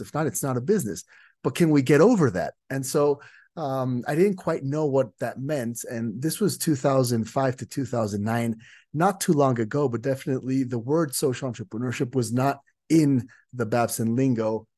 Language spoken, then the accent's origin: English; Mexico; I'm from Mexico